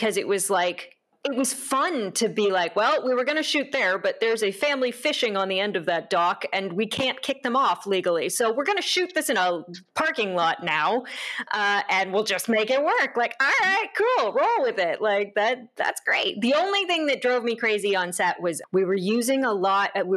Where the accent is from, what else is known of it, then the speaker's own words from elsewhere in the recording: Santa Rosa, California, United States; my hometown, which is always in Santa Rosa, California, and around Sonoma County